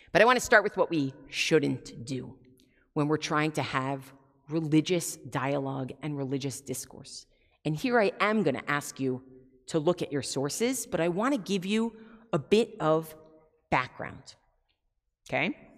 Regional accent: United States; as American Jews

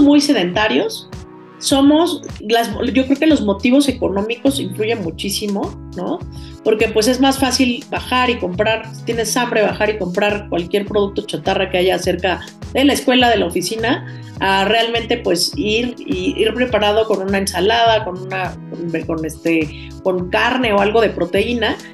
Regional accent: Mexico

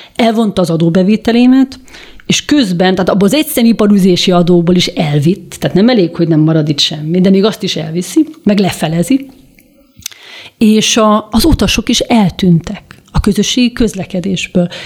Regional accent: Budapest, Hungary; én, mint budapesti lakos

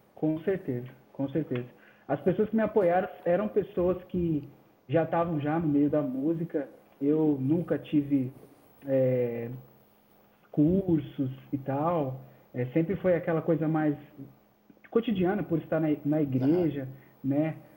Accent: São Paulo, Brazil; now in Embu das Artes, Brazil; Eu sou natural de São Paulo mesmo. São Paulo. É, nasci em São Paulo. Atualmente eu vivo no Imbu das Artes

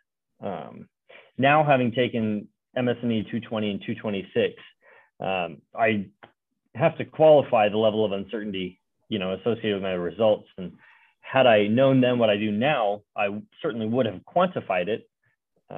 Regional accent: Walnut Creek, California, United States; I was born and raised in Walnut Creek, California. So in the East Bay

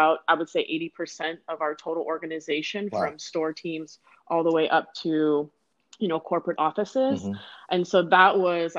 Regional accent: Michigan, United States; moved away as an adult; also born or lived in Toledo, Ohio / Akron, Ohio; now in Anaheim, United States; I'm born and raised in Michigan. I was there for 24 years.

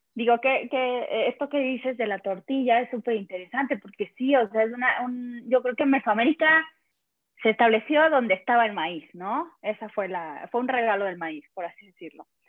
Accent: El Espinal, Oaxaca, Mexico; now in Mexico City, Mexico; Estoy en Ciudad de México y soy de Oaxaca, del Istmo de Tehuantepec

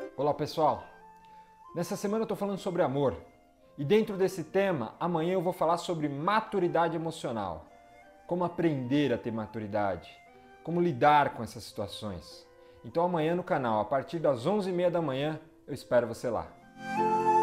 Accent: Brazil; Sou brasileiro como todos vocês

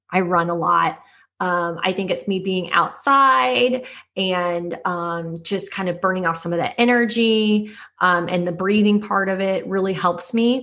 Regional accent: Kansas City, United States; moved away as an adult; also born or lived in Chicago; I grew up in Kansas City

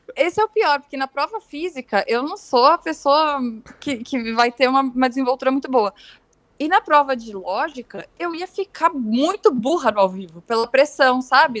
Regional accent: Rio Grande do Sul, Brazil; eu sou do Rio Grande do Sul

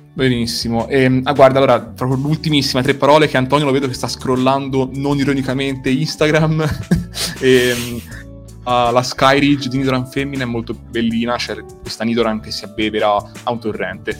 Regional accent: Tuscany, Italy; io in quanto toscano

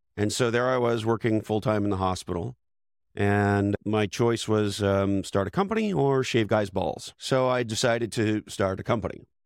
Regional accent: Montreal, Quebec, Canada; moved away as an adult; also born or lived in Toronto / Silicon Valley; I was born and raised in Montreal, Canada

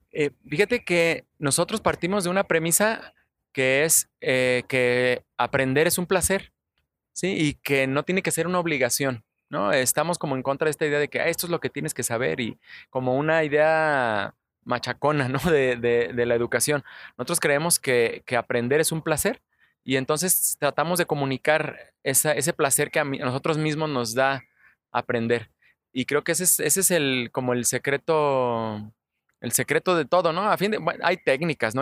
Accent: Guadalajara, Jalisco, Mexico; somos de aquí de Guadalajara. Prácticamente todos los que colaboramos en Curiosamente, los ilustradores, los redactores, hasta los científicos son tapatíos

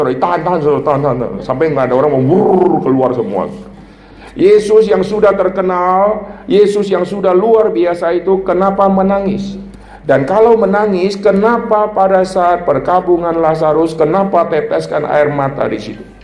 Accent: North Sumatra, Indonesia; Dulu saya dibesarkan di Sumatera Utara. Sumatera Utara itu terkenal budaya yang keras

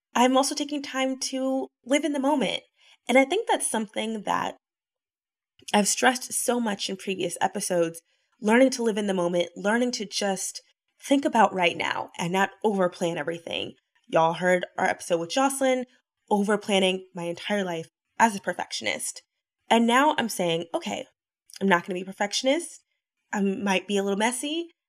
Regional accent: the South, United States; now in Los Angeles, United States; I'm from the South.

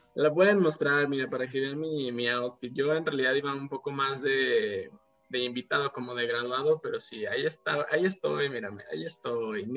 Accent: Mexico; los mexicanos no conocemos la playa

